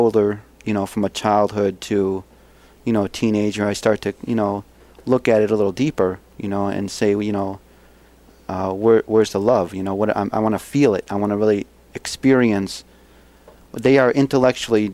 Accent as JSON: {"language": "English", "town": "Buffalo", "region": "New York", "country": "United States", "tie": "born or raised there", "said": "I grew up in Buffalo, you know, working class Catholic"}